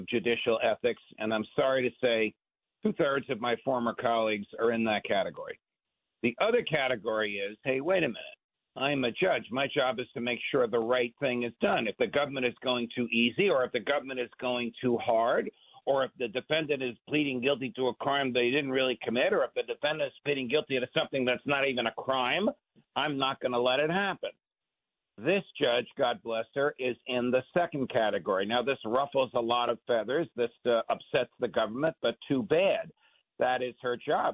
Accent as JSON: {"language": "English", "area": "Jersey Shore", "region": "New Jersey", "country": "United States", "tie": "born or raised there", "said": "I was raised on the Jersey Shore"}